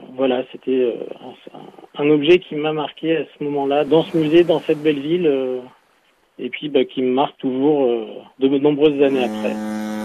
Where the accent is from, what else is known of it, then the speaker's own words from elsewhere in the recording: France; chez nous en France